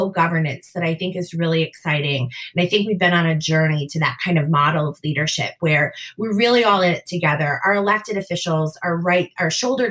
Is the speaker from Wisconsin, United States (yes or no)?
yes; Wisconsin, United States; my home state of Wisconsin